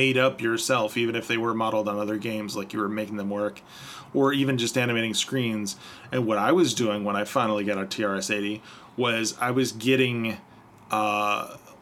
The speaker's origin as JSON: {"language": "English", "country": "United States", "said": "we are two American nerds"}